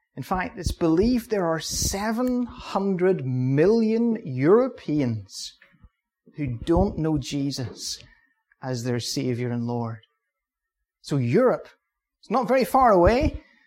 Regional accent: Ballymoney, Northern Ireland, United Kingdom; I'm from Balamoney. My home church is Balamoney Baptist Church.

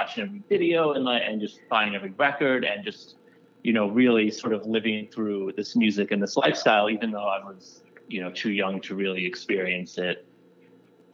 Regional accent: Long Island, New York, United States; I grew up in New York as well, but I grew up in the suburbs. I grew up on Long Island

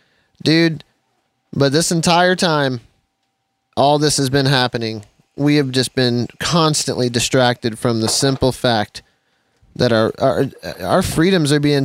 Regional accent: United States; as an American

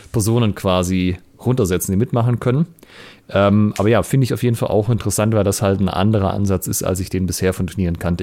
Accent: Germany; now in Ulm, Germany; ich bin ja hier auf dem Land aufgewachsen

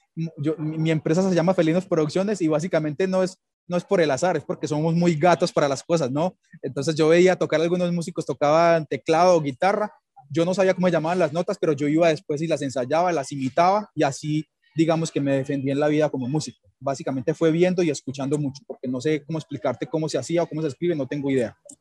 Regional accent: Dabeiba, Antioquia, Colombia; now in Medellín, Colombia; soy campesino de, un pueblo que se llama Dabeiba, en Antioquia, aquí en, cerca de Medellín.

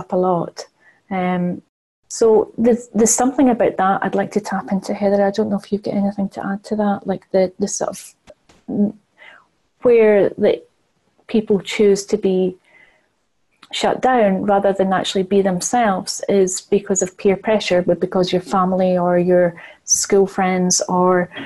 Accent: United Kingdom; being British

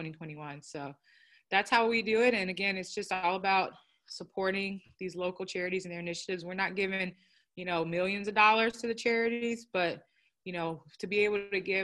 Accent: United States; My father's Nigerian, but I'm American. I grew up in the States. I've never been to Nigeria.

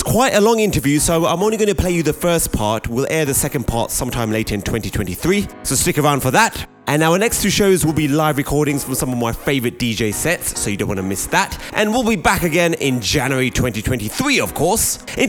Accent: United Kingdom; I'm not American. I'm British.

